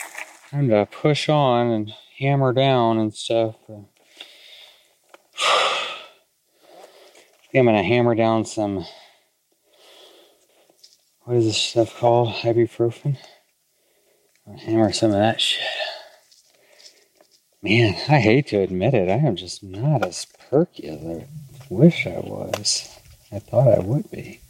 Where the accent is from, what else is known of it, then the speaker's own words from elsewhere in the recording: Texas, United States; I grew up in Texas